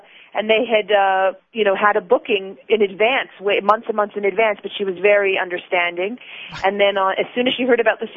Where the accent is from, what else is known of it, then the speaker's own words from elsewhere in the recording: United States; moved away as an adult; also born or lived in Los Angeles; now in Israel; I was raised in America